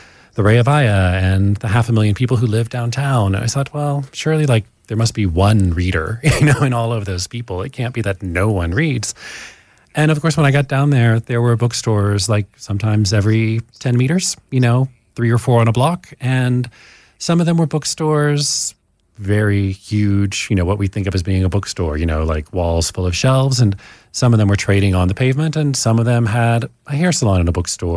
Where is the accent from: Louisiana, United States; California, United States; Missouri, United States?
Louisiana, United States; moved away as an adult; also born or lived in Thailand; now in Johannesburg, South Africa; I'm from Louisiana